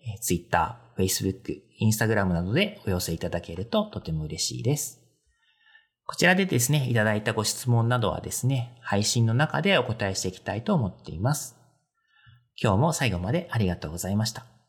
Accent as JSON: {"language": "Japanese", "region": "Kanto", "country": "Japan", "said": "まあ私関東 なんですけど"}